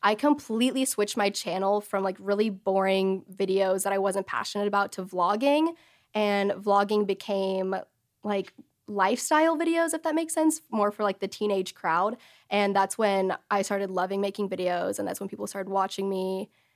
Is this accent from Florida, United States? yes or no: no; Texas, United States; I grew up in Texas all my life, in the same city, same house